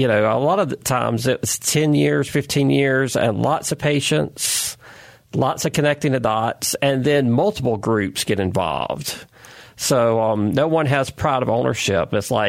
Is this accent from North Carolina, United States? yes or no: yes; North Carolina, United States; I grew up in North Carolina, always vacationing all over the state